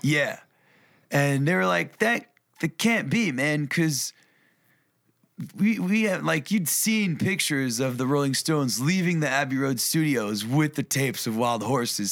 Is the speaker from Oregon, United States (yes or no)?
no; New York, United States; moved away; also born or lived in Europe / Berlin, Germany / Tennessee; I was born, raised in New York